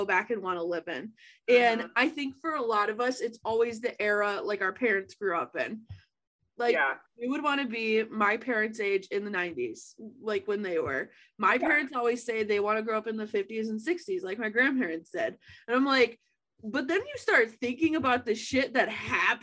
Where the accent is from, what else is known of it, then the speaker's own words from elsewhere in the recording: Georgia, United States; I was born in Georgia in 93